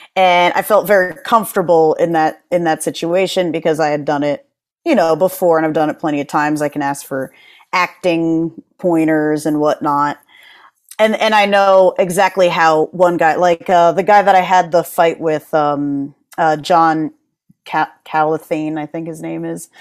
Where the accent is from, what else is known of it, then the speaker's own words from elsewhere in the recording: New Haven, Connecticut, United States; moved away as an adult; also born or lived in New York / Jersey City, New Jersey; now in Philadelphia, United States; I was, you know, born and raised in Connecticut. Then I moved to New York. Then I moved to Jersey City.